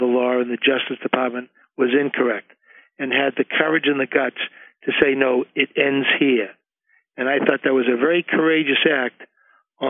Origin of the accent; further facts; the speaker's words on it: Medford, Massachusetts, United States; He and I grew up here in Medford together